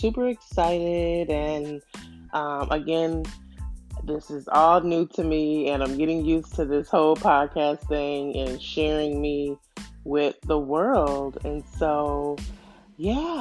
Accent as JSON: {"language": "English", "region": "New York", "country": "United States", "moved": "as an adult", "lives_now": "Houston, United States", "said": "I'm from New York, but I moved to Houston"}